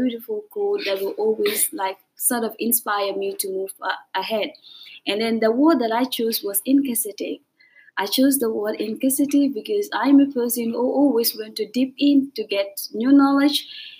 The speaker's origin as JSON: {"language": "English", "country": "Gambia", "moved": "as an adult", "lives_now": "Dakar, Senegal", "said": "I am from The Gambia, and I am studying at EIM in Dakar."}